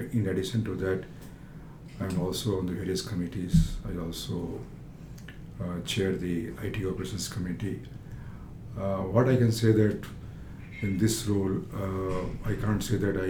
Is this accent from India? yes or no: yes; Saran district, Bihar, India; also born or lived in Chandigarh, India; now in London, United Kingdom; I come from Bihar, and the district is Saran, and my village is Kateser